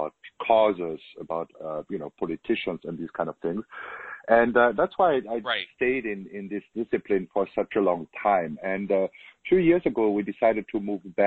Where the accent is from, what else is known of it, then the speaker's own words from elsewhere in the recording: Germany; accent: German; English is a second language; moved away as an adult; now in United States; as you can hear from my accent, I'm German. I was born in Germany, but I moved to the U.S. 16 years ago